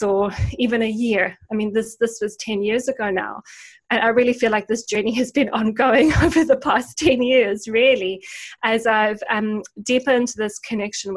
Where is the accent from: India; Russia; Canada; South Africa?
South Africa; moved away as an adult; also born or lived in United Kingdom; my parents actually both worked for the university in my hometown in South Africa